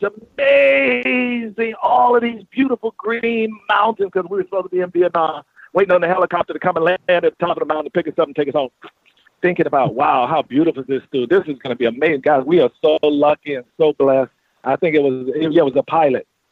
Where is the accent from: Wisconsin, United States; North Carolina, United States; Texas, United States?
North Carolina, United States; moved away; I was raised in North Carolina